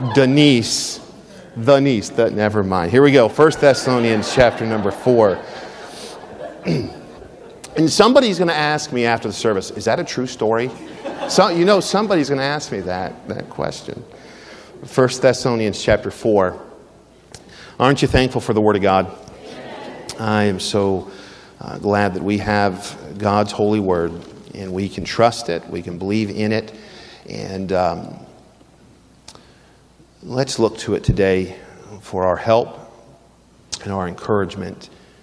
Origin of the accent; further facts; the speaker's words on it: Philadelphia, Pennsylvania, United States; I grew up in Philadelphia.